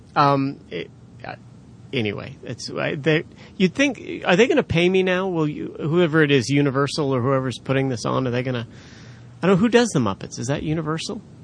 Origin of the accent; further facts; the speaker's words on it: California, United States; I grew up in California, the land of fruits and nuts